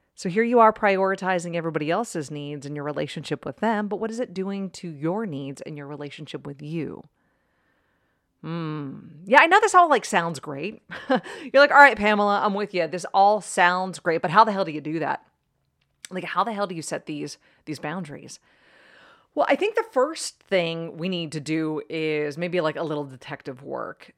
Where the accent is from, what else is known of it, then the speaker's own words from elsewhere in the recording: East Coast, United States; now in Arizona, United States; I grew up on the East Coast